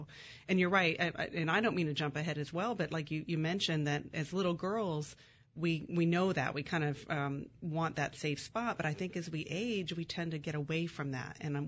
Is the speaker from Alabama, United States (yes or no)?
no; California, United States; born there; So I was born in California, but before the age of 9, I lived in 8 different places.